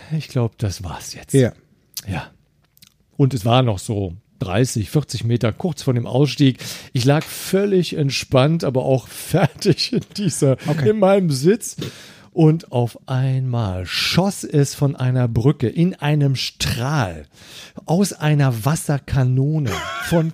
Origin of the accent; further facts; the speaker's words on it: Eifel, Germany; bei uns in der Eifel. Wir haben eine große Familie